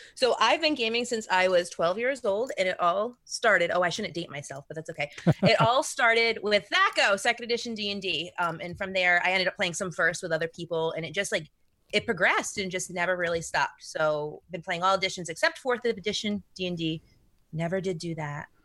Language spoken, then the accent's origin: English; Rhode Island, United States; So I'm from Rhode Island